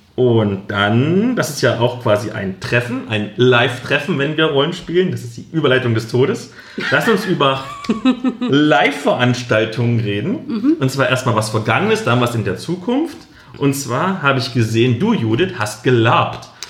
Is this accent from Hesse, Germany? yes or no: no; Halle, Saxony-Anhalt, Germany; moved away; dem Plattenbau statt, aus dem ich komme, in dem ich gewohnt habe